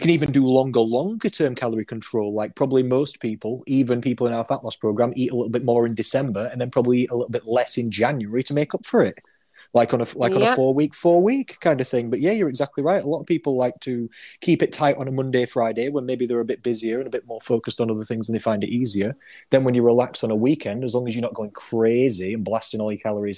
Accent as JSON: {"language": "English", "town": "Rotherham", "region": "Yorkshire and the Humber", "country": "United Kingdom", "said": "I am from Rotherham. I am actually a Rother dog from South Yorkshire."}